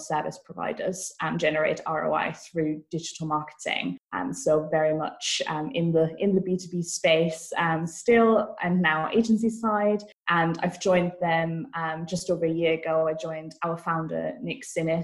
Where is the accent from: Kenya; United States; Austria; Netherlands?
Austria; Vienna; moved away as an adult; also born or lived in Manchester, United Kingdom / Brighton, United Kingdom; now in Bristol, United Kingdom; I'm originally from Vienna, Austria.